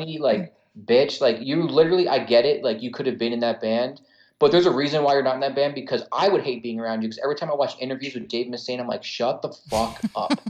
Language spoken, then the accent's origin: English; New Jersey, United States; I'm an Italian from New Jersey.